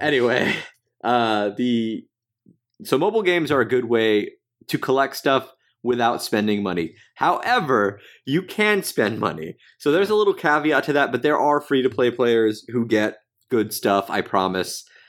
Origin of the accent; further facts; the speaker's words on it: United States; I'm American